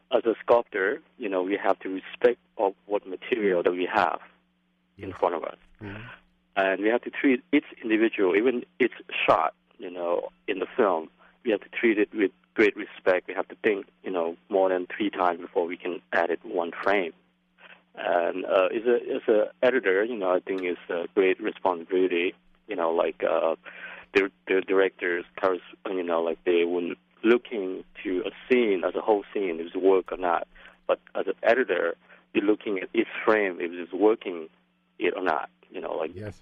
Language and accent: English; Laos; also born or lived in Brooklyn, New York; now in New York City, United States; I came from Laos